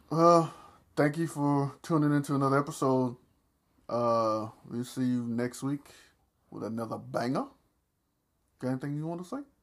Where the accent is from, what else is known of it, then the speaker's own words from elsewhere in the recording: the South, United States; I'm from the South